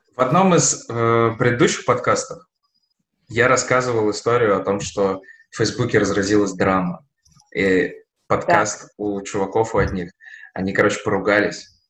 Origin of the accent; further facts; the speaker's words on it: Nizhny Novgorod, Nizhny Novgorod Oblast, Russia; now in Saint Petersburg, Russia; Мы росли в Нижнем Новгороде, я, моя жена, мои друзья